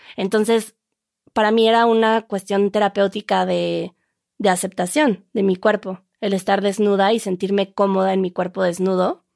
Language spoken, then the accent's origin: Spanish; Mexico; aquí utilizamos encuerados que según sé, en España utilizan en cueros, que sí. sería más o menos lo mismo, pero nosotros decimos encuerado